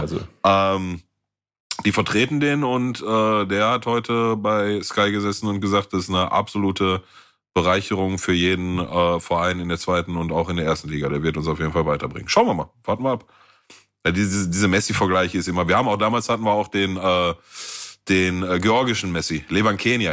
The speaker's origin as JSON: {"language": "German", "town": "Gelsenkirchen", "region": "North Rhine-Westphalia", "country": "Germany", "said": "bei uns in Gelsenkirchen Süd"}